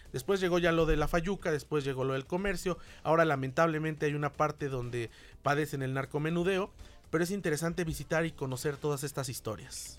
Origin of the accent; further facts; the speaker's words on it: Mexico City, Mexico; somos de la Ciudad de México, como es mi caso